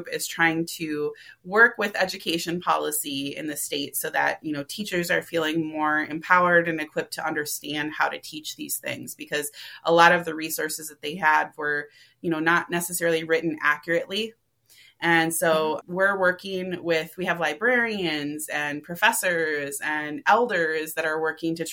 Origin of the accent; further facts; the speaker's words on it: Minneapolis, Minnesota, United States; I grew up in Minneapolis, I was educated in the Minneapolis public school system.